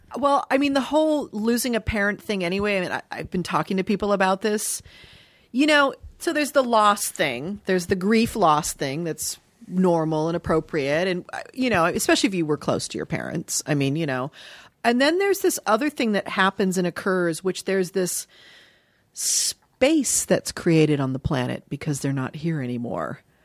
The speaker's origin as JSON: {"language": "English", "town": "Dayton", "region": "Ohio", "country": "United States", "tie": "born or raised there", "said": "I was born in Dayton, Ohio"}